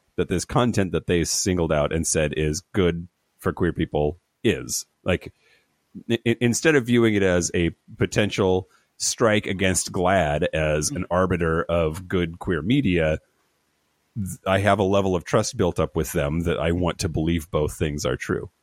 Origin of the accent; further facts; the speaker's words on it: Eastern Washington, United States; I grew up in Eastern Washington